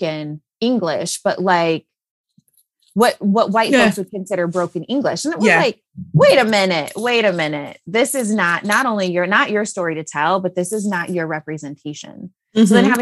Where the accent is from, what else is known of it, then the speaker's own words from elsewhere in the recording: Illinois, United States; now in Texas, United States; I grew up in Illinois where we had basements